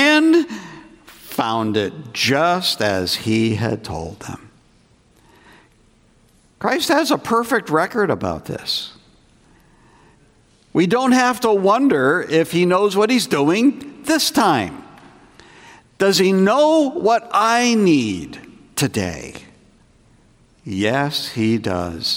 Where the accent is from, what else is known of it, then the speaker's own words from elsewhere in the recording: New England, United States; moved away as an adult; also born or lived in Greenville, South Carolina; I grew up in New England, and I felt God calling to serve as a pastor back in New England.